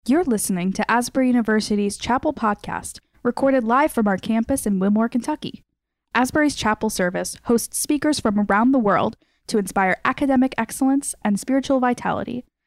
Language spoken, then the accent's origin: English; Cuba; English is a second language; moved away as an adult; also born or lived in Lexington, United States; now in United States; I am from Cuba and I was born May 25, 1974